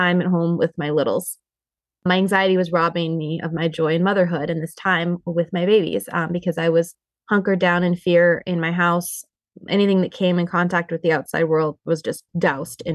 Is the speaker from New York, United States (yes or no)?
no; Montana, United States; now in Michigan, United States; we live here in Michigan. I'm originally actually from Montana.